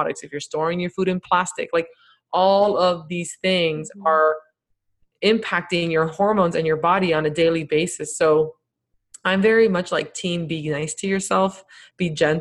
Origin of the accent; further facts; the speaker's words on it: Miami, Florida, United States; I grew up in Miami.